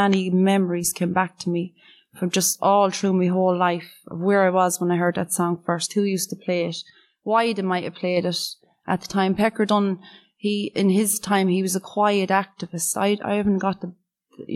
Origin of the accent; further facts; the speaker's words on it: Ireland; I'm only an old Irish singer